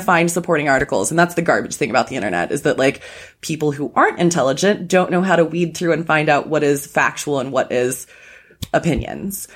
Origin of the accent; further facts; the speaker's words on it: Chicago, Illinois, United States; moved away as an adult; now in Los Angeles, United States; still a Chicagoan. I'm still a Chicagoan.